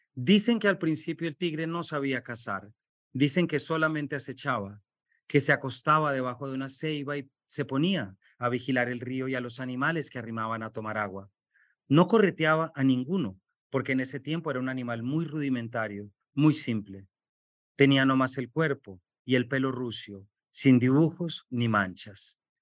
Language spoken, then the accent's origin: Spanish; Colombia; colombiano, padre de tres